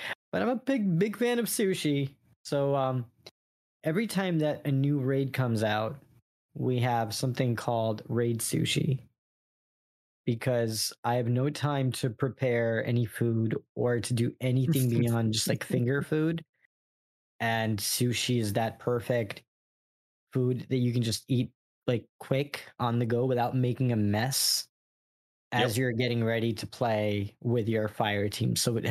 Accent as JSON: {"language": "English", "region": "New York", "country": "United States", "said": "I was from New York"}